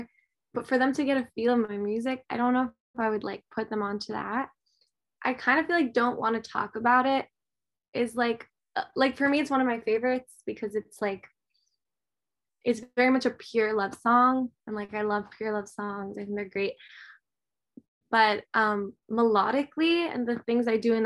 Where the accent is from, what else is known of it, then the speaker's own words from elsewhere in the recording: New York City, New York, United States; I'm from New York, Manhattan, and I started taking piano lessons at like 4 years old